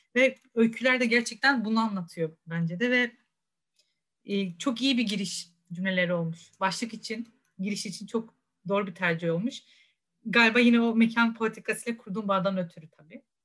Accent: Rize Province, Turkey; Rize'de doğup büyüdüm

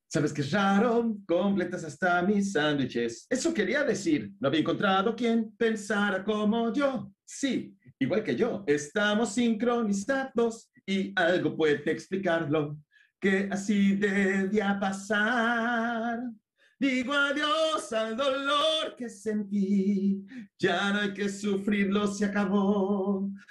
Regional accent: Naucalpan, State of Mexico, Mexico; Yo viví en satélite de niño toda mi vida

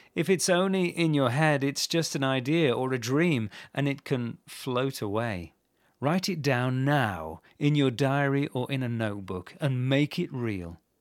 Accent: England, United Kingdom; I grew up in England

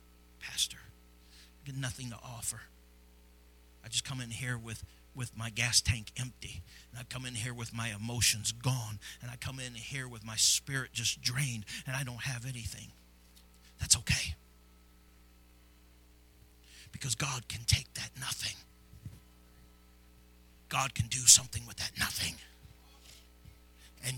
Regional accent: Granite City, Illinois, United States; Many of you know I came from Granite City.

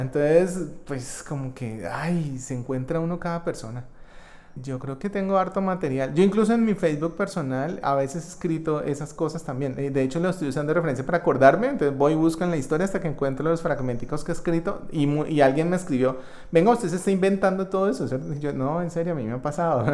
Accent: Colombia; mi experiencia en este país, que es el país donde yo nací y crecí

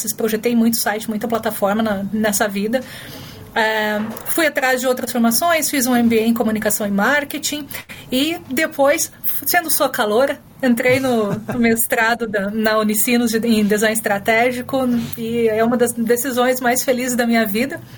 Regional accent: Paraná, Brazil; also born or lived in Brasília / Mato Grosso / Rondônia / Rio de Janeiro; Eu sou paranaense, eu morei no Brasil, é, em muitos lugares do Brasil. Meu pai trabalhava no Banco do Brasil, então Brasília muito tempo, Mato Grosso, Rondônia, Rio

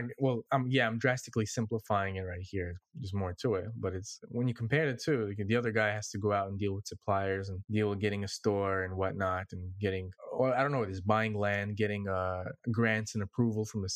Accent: New York City, New York, United States; I'm from Brooklyn

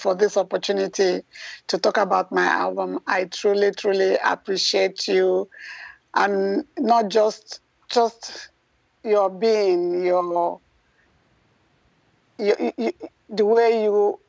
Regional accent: Nigeria; now in United States; Originally, I was born and raised in Nigeria, and I came here. I've been here a long time. A U.S. Citizen

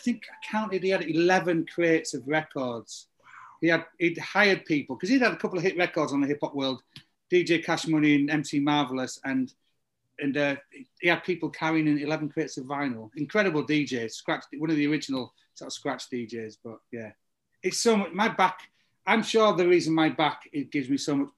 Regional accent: the north of England, United Kingdom; moved away; when you were growing up in England in the early 90s, everybody learned to beat mix. Nobody played a guitar in 1992 in the north of England.

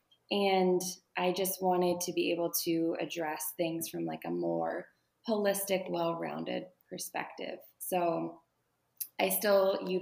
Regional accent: Pittsburgh, Pennsylvania, United States; now in Baltimore, United States; I'm from Pittsburgh. I live in Baltimore, Maryland.

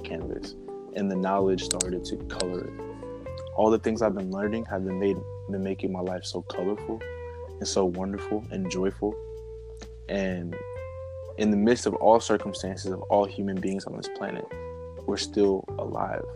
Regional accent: New Jersey, United States; I'm from New Jersey

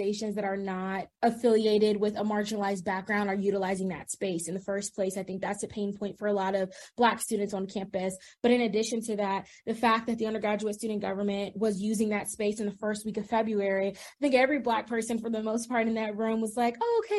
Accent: Prince George's County, Maryland, United States; moved away as an adult; I am originally from Prince George's County, Maryland, and that is a predominantly Black community

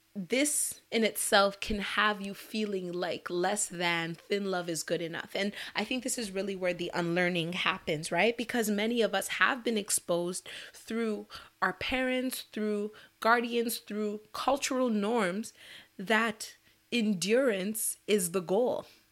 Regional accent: Nigeria; as a Nigerian woman

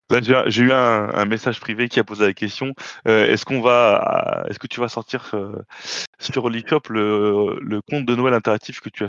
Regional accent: France; On est français, euh, nous.

